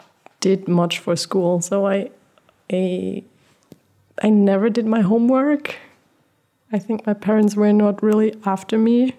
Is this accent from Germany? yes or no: yes; Germany; also born or lived in Portugal; I am German. My parents are both German, but I was born in Portugal. I was born in Portugal and was raised without electricity and running water for my Yeah, for my first 6 years.